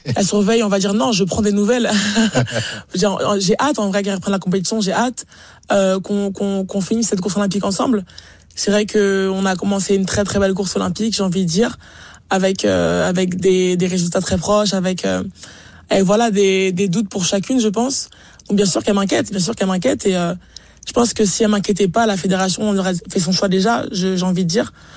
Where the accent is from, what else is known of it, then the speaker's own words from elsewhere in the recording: France; en tant que Français